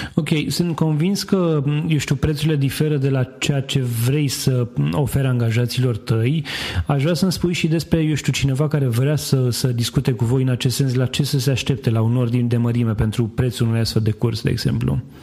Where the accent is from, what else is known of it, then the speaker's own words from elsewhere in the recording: Romania; în țara noastră